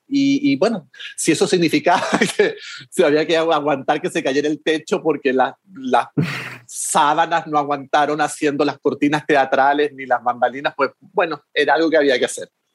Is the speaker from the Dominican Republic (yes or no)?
no; Chile; como somos mm. vecinos